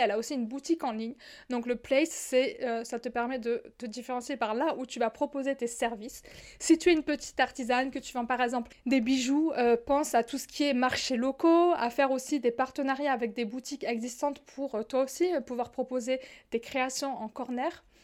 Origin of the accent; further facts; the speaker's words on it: southern France, France; accent: southern; now in Morocco; je viens du sud, tu l'entends certainement dans mon accent, je le dis parfois, j'habite au Maroc